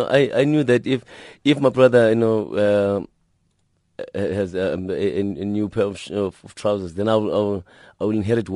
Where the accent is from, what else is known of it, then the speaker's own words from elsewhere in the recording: Gugulethu, Western Cape, South Africa; I grew up in Gugulethu, and in Gugulethu, they most of the houses then, they were like a train, you know, like one house is connected to the next one by just one layer of bricks.